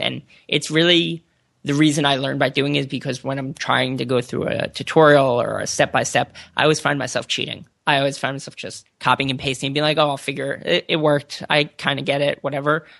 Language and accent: English; suburbs of Philadelphia, Pennsylvania, United States; moved away as an adult; also born or lived in Boston; now in California, United States; I'm from the suburbs of Philadelphia